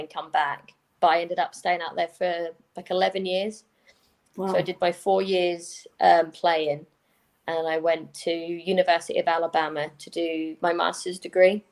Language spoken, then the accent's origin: English; Norfolk, East of England, United Kingdom; also born or lived in America; I'm from Norfolk, so I played for Norfolk